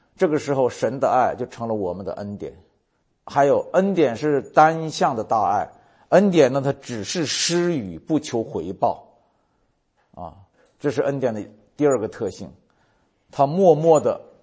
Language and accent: Chinese; China; 我们中国人有一个成语叫爱恨交加，爱憎分明